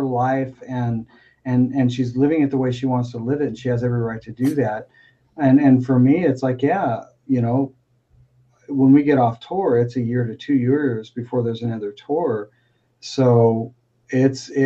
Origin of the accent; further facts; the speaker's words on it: Spring Hill, United States; I'm just dude from Spring Hill